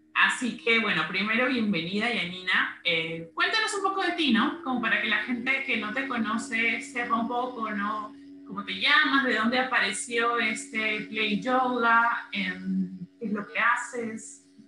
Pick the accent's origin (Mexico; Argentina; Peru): Peru; las dos somos de Perú